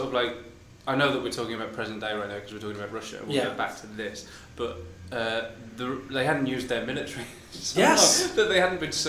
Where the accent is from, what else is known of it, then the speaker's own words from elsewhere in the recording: West Midlands, United Kingdom; we grew up in the West Midlands